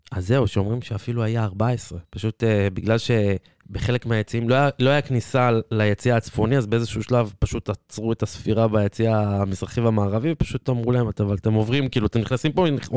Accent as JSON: {"language": "Hebrew", "town": "Petah Tikva", "region": "Central District", "country": "Israel", "said": "כפתח תקוואי במקור"}